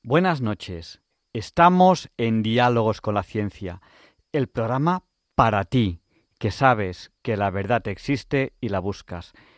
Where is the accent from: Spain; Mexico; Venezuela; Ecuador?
Spain; Manresa, Catalonia; first language Spanish; yo viví muy cerca de Sayén yo viví en Manresa. Mm, yo soy catalán.